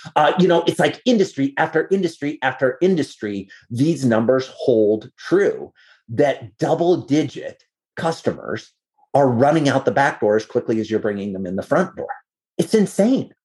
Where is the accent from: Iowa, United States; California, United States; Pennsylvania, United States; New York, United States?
Iowa, United States; I'm a farm kid. I grew up in Iowa